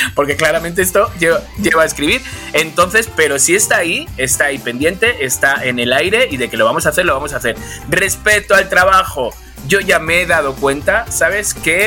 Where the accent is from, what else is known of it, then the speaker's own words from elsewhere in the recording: Spain; Soy español